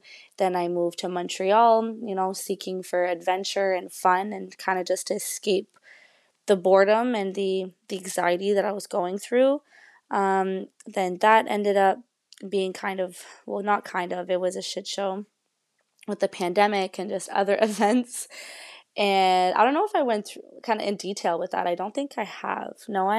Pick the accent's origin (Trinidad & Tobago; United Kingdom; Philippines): United Kingdom; England; even though I'm speaking in English in this, and even though I am English, I've always went to French school.